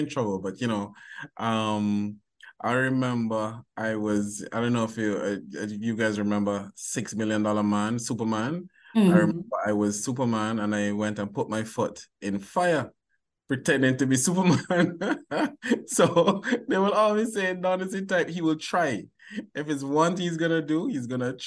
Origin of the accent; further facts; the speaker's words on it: Barbados; accent: Bajan; moved away as an adult; now in Jamaica; I'm originally from Barbados. So I went to high school in Barbados